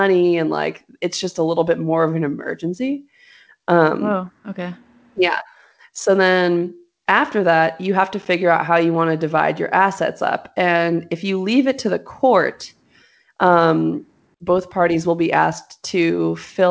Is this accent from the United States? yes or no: yes; Los Angeles, California, United States; moved away; I'm from Los Angeles